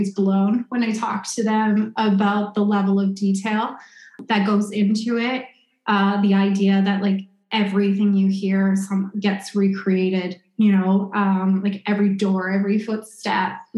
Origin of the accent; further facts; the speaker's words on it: Winnipeg, Manitoba, Canada; moved away; I'm from Winnipeg